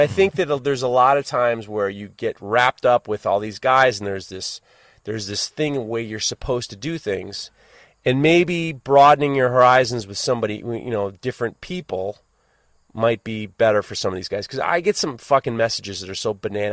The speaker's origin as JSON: {"language": "English", "country": "United States", "said": "as an American"}